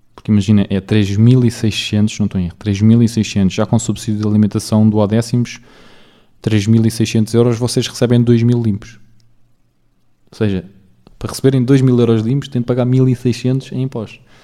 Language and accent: Portuguese; Portugal; eu também cresci em Portugal, porque eu. Uh, pá, penso em português, falo português, sou português